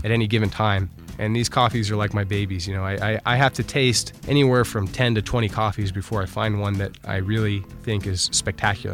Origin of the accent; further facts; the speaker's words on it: United States; I'm from the United States